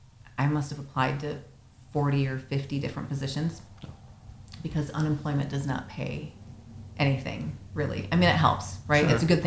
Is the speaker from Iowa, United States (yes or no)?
no; Minnesota, United States; Everyone I meet is like, oh, you're from Michigan? Yeah, how's the snow up there? I'm from Minnesota.